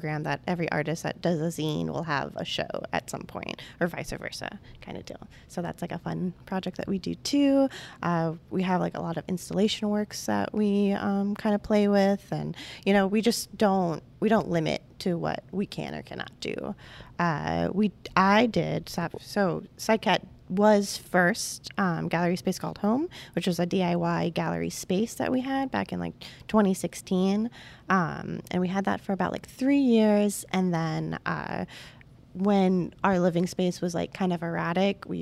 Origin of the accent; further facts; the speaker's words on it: Volusia County, Florida, United States; also born or lived in Orlando; my roots are from Volusia County